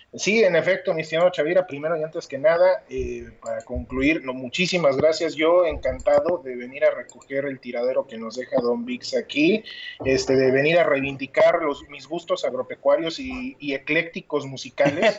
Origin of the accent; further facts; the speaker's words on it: Mexico; soy mexicano hasta el tope